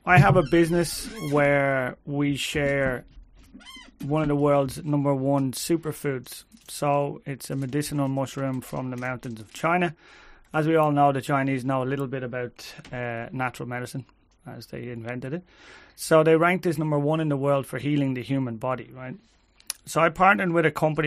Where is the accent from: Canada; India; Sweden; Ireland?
Ireland; We're Irish